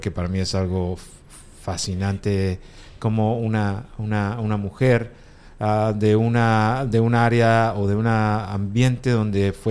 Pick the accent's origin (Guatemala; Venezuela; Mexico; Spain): Guatemala; Guatemala, yo soy guatemalteco